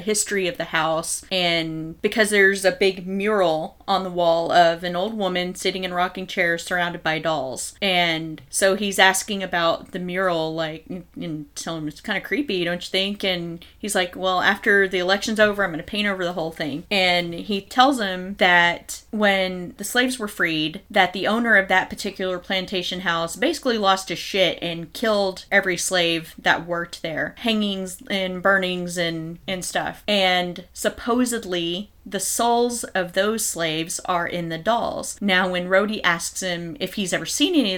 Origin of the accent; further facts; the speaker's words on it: Texas, United States; We're from Texas